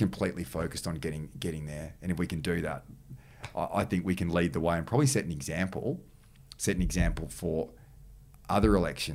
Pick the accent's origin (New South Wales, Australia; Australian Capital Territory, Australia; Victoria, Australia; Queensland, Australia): New South Wales, Australia; I'm the Premier and I'm from New South Wales